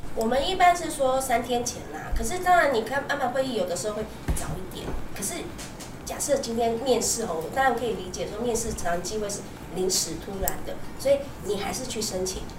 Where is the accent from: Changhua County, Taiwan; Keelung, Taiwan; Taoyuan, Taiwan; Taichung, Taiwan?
Keelung, Taiwan; also born or lived in Taipei; 那我那时候就是都在基隆嘛